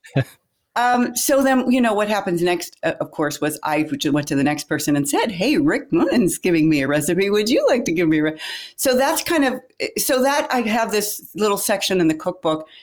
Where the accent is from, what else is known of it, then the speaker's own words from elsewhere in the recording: Pittsburgh, Pennsylvania, United States; moved away as an adult; also born or lived in Florida Keys; I grew up in Pittsburgh, Pennsylvania